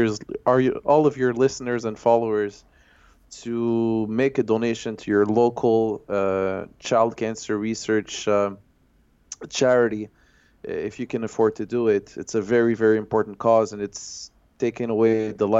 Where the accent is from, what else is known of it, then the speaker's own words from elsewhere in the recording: Montreal, Quebec, Canada; my hometown of Montreal